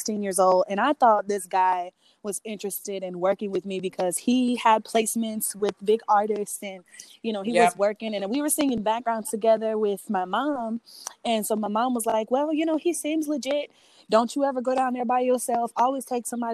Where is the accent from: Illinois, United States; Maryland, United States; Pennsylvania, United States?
Illinois, United States; Alton; I'm from Alton, Illinois